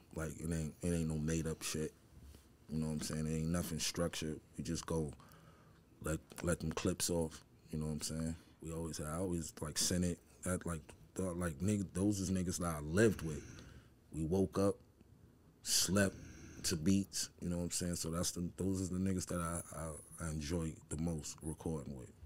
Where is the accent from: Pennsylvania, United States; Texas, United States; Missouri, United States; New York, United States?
New York, United States; New York City; I grew up in um in the eighties. Harlem growing up